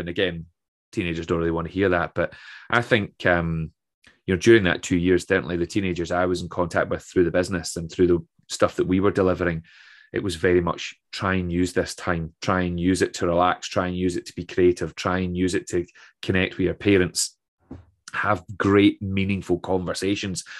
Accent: Troon, Scotland, United Kingdom; also born or lived in Aberdeen; my hometown of Troon

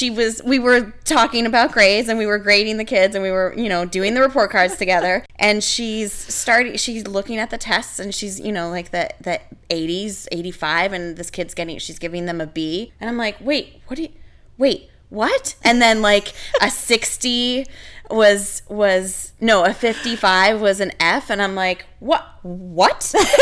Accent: Canada; moved away as an adult; now in United States; I came from Canada, and in Canada, an 80 and above is an A.

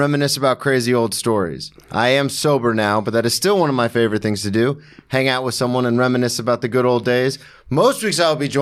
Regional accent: the South, United States; I grew up in the South, where the only thing anybody ever cared about was football.

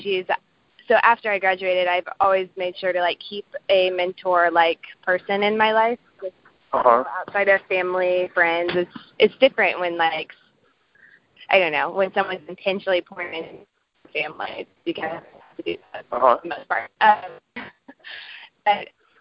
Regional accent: Kansas City, United States; I'm from Kansas City, like Paul said. I work at a children's hospital right now in Kansas City

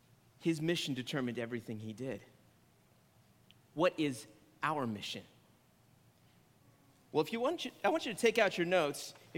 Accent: San Antonio, Texas, United States; born there; also born or lived in Maryland / Illinois; I am not from Brownsville originally. I was born in San Antonio, Texas, on an Air Force base. Yes, I am a military brat.

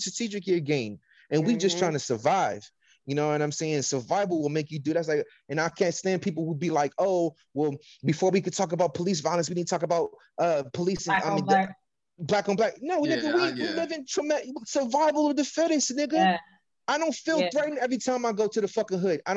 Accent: California, United States; I'm from California

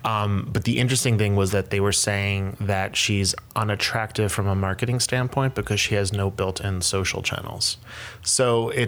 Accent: right outside of Philadelphia, Pennsylvania, United States; moved away as an adult; now in New York, United States; I'm originally from Pennsylvania, right outside of Philadelphia. Okay. And that's primarily where I grew up, and then went to college here in New York.

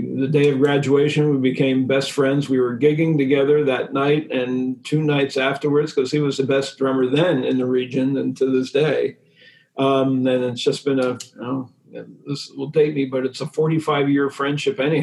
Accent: Harrisburg, Pennsylvania, United States; I grew up in Harrisburg

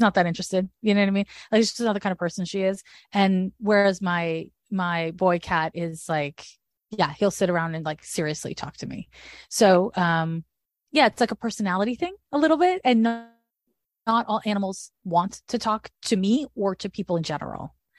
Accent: Montreal, Quebec, Canada; moved away as an adult; also born or lived in San Francisco; I'm from Montreal, Quebec, where the school system's different

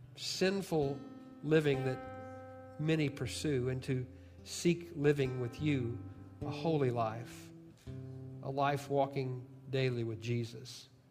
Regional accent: southern Illinois, United States; moved away; I'm from Illinois

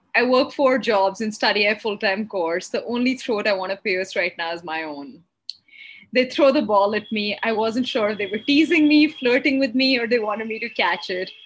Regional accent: Jaipur, Rajasthan, India; moved away as an adult; also born or lived in Harlem, New York; my hometown in Jaipur

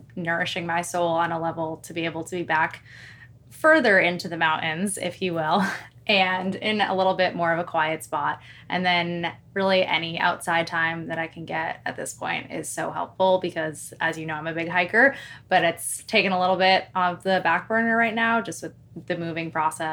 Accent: Newmarket, New Hampshire, United States; moved away as an adult; now in Madison, United States; was born and raised in Newmarket

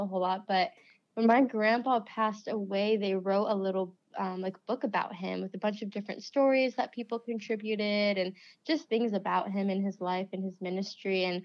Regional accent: Ohio, United States; also born or lived in West Virginia; I grew up in Ohio. I consider that to be my hometown

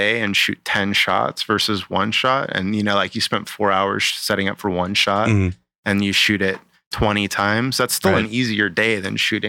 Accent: Arizona, United States; also born or lived in London; I'm from Arizona, so I grew up.

